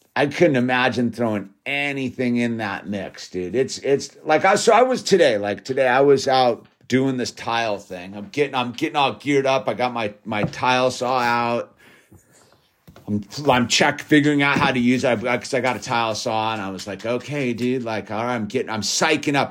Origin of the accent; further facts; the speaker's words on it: Malibu, California, United States; growing up in Malibu and living in Malibu